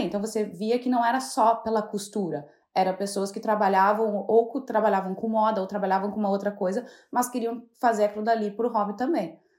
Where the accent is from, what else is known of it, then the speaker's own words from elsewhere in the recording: Santa Maria, Rio Grande do Sul, Brazil; moved away as an adult; also born or lived in Jaguari / Porto Alegre; now in London, United Kingdom; Na verdade, eu nasci em Jaguari, que é uma cidade muito do interior do Rio Grande do Sul. Uh, mas eu morei minha vida na minha adolescência e minha infância toda em Santa Maria